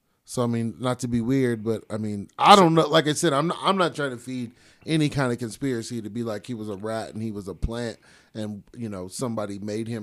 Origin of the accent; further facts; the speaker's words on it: Stockton, California, United States; now in Reno, United States; I'm from East Stockton